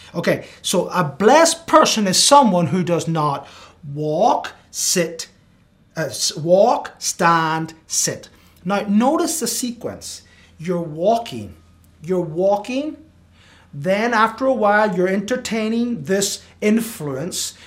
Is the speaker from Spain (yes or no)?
yes; Spain; now in United States; I grew up in Spain